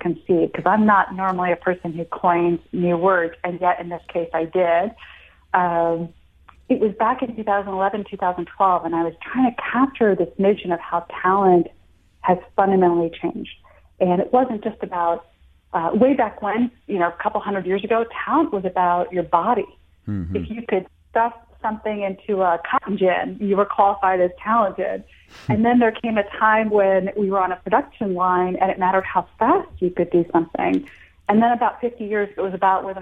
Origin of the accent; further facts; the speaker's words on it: United States; also born or lived in India; I was born in India, but raised in America since I was 4 and a half, but still in a very traditional household